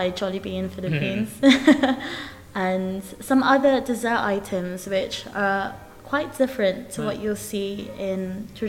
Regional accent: London, United Kingdom; I grew up in Tooting Broadway

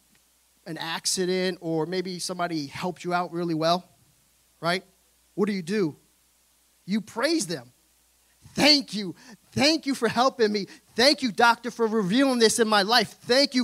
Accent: New York City, New York, United States; I'm from Brooklyn, New York

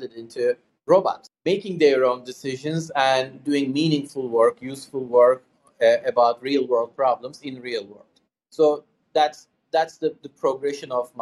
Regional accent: Istanbul, Turkey; moved away as an adult; now in Pittsburgh, United States; I was born and raised in Istanbul, Turkey, and I lived there for the first three quarters of my life so far

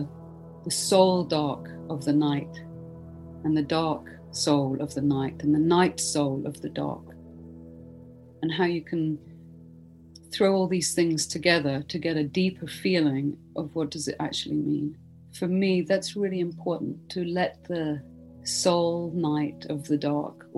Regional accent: Stockholm, Stockholm County, Sweden; moved away; also born or lived in Britain; I'm originally from Sweden, born in Stockholm, and then I lived in Britain for a long time

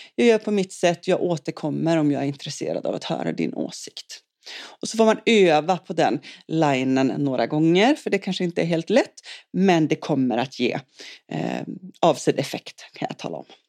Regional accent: Umeå, Västerbotten County, Sweden; also born or lived in Boden; now in Svenljunga, Sweden; jag kommer ursprungligen från Norrland, född i Boden och uppvuxen i Umeå

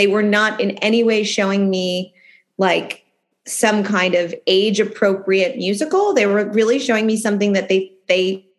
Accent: Philadelphia, Pennsylvania, United States; I grew up in Philadelphia, born and raised in Philly. My parents still live in the house I grew up in.

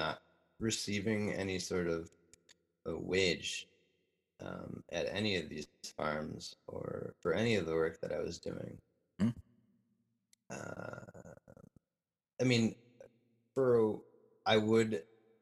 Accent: Minneapolis–Saint Paul, Minnesota, United States; moved away; I grew up in the Twin Cities. I have family here.

